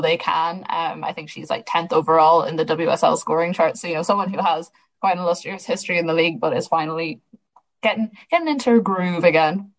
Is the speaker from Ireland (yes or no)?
yes; Sligo, Connacht, Ireland; I'm from Sligo